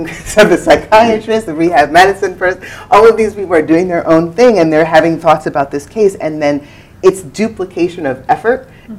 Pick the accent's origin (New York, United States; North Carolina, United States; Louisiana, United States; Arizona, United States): New York, United States; I'm from New York, you're from California, we're sharing.